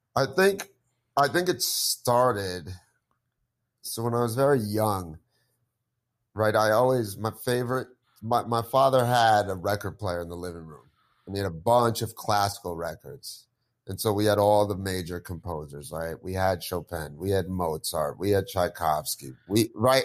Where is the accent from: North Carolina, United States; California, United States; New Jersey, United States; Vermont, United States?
New Jersey, United States; I grew up here in Jersey